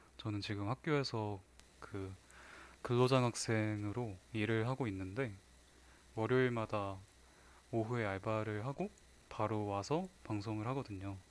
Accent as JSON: {"language": "Korean", "town": "Wonju", "region": "Gangwon", "country": "South Korea", "tie": "born or raised there", "said": "제 고향인 원주에 박경리 선생님 생가가 있어요"}